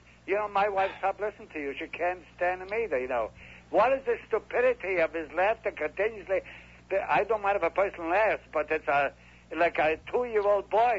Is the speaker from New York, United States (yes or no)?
yes; New York, United States; moved away as an adult; now in Florida, United States; I come from New York.